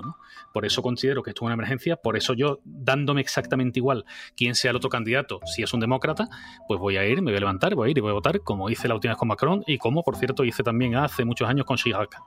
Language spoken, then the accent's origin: Spanish; Spain; habiendo vivido toda la vida en España